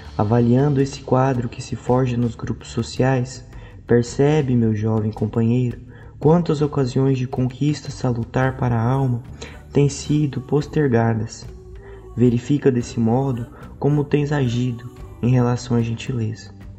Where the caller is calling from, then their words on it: Goiânia, Goiás, Brazil; eu falo de Goiânia